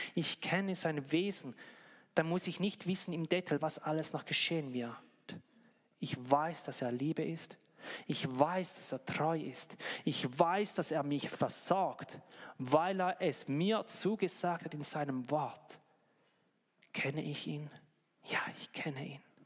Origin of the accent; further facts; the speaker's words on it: Switzerland; bei uns in der Schweiz